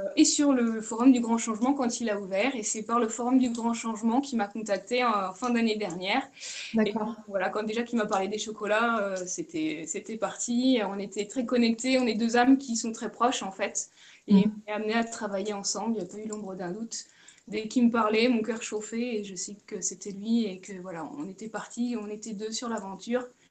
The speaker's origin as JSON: {"language": "French", "area": "Charente-Maritime", "region": "Nouvelle-Aquitaine", "country": "France", "also_born_or_lived": "Brittany", "moved": "yes", "lives_now": "Paulmy, France", "said": "je suis originaire de Charente-Maritime"}